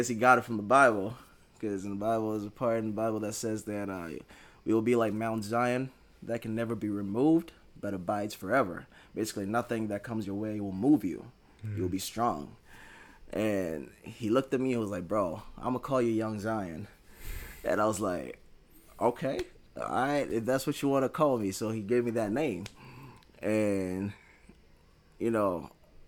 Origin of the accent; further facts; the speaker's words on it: Ghana; moved away; I was from Ghana.